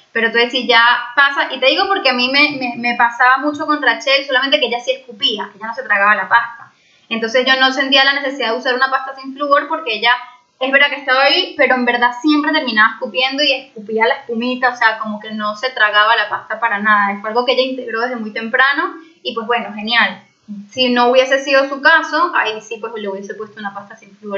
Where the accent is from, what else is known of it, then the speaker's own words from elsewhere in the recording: Venezuela; moved away; soy de Venezuela